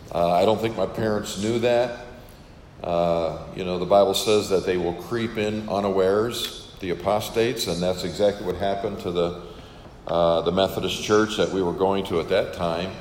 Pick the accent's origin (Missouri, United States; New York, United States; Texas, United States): New York, United States; Western; moved away as an adult; I was born on a farm and uh, grew up there and uh, spent my first 18 years uh, there in, in Western New York